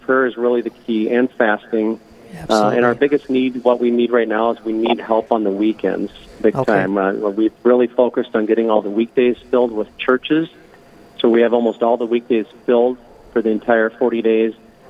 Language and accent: English; Sioux Falls, South Dakota, United States; also born or lived in Chicago; I grew up around Sioux Falls on a farm just west of here